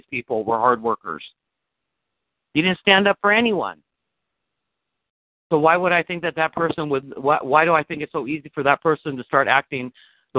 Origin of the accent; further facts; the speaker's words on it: United States; I'm an American motherfucker